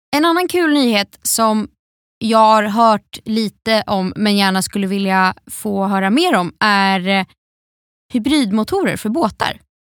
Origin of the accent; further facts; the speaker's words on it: Gothenburg, Västra Götaland, Sweden; som göteborgare